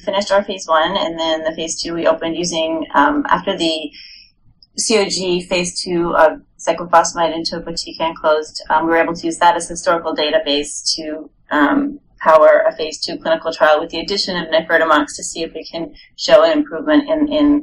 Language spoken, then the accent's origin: English; Montreal, Quebec, Canada; moved away as an adult; also born or lived in New York / Rhode Island; I'm originally from Montreal up in Canada